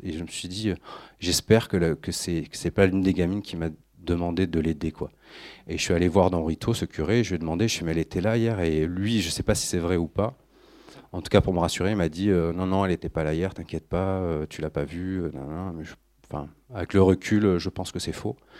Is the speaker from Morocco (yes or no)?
no; France; je suis français